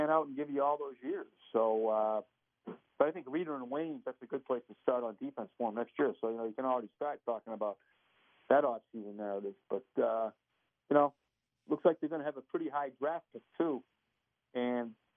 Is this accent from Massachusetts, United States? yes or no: yes; Boston, Massachusetts, United States; I'm from Boston